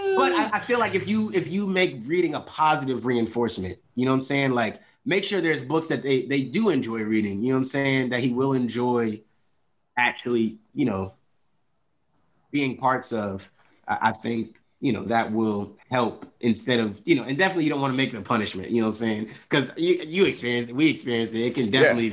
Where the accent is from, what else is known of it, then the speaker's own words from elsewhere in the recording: Philadelphia, Pennsylvania, United States; I grew up you know in Philly